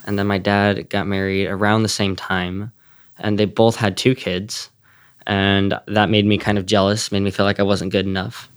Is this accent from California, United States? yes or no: yes; California, United States; I'm from California and I'm 16 years old.